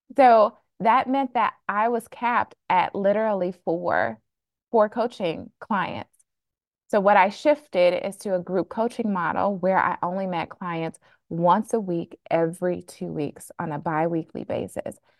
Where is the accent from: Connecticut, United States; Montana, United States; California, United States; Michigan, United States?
Michigan, United States; Flint; now in Boston, United States; I was born and raised really frugal in Flint, Michigan